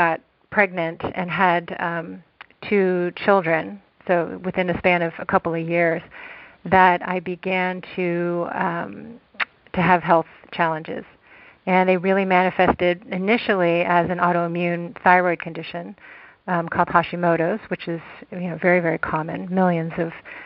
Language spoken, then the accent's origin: English; Texas, United States; Where I grew up in Texas